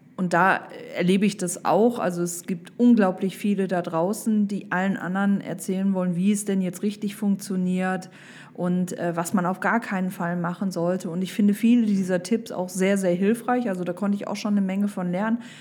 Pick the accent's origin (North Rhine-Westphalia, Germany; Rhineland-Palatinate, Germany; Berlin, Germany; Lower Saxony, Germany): North Rhine-Westphalia, Germany; Düsseldorf; ich komme aus Düsseldorf